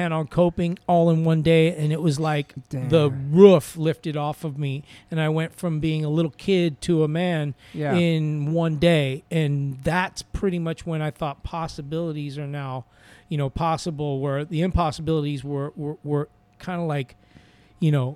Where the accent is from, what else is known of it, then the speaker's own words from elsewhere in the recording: Los Angeles, California, United States; I'm growing up in L.A. too